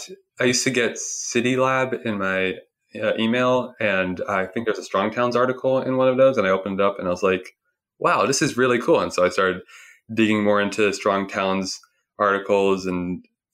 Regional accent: Sunnyvale, California, United States; I grew up in Sunnyvale, California, which is a few miles west of San Jose

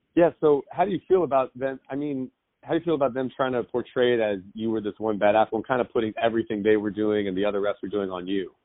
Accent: Southern California, United States; I grew up in Southern California

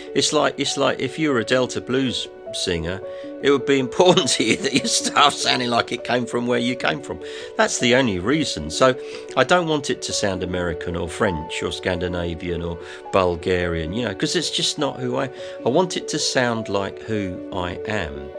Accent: England, United Kingdom; my stuff sounds English, but, it, but, but for no other reason than that it's where I'm from

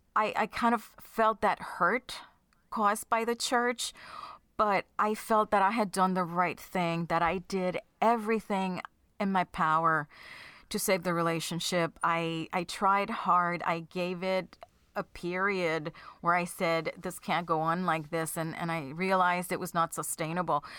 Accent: Puerto Rico; now in New Jersey, United States; I am from Puerto Rico, so it's not like I had much family, um, in the mainland

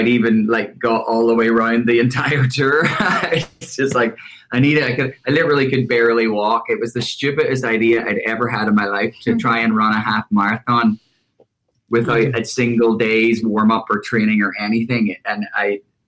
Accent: Larne, Northern Ireland, United Kingdom; moved away as an adult; now in United States; I'm actually from Northern Ireland, from a tiny, tiny town called Larne. It's 20 miles north of Belfast

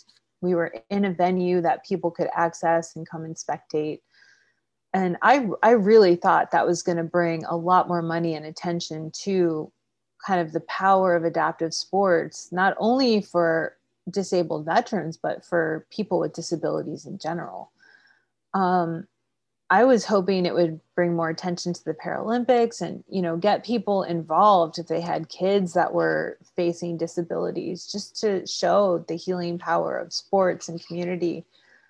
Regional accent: Seattle, Washington, United States; also born or lived in Maryland / Delaware; So we started off in Maryland, Delaware area. And then I actually did my university and high school out in Seattle.

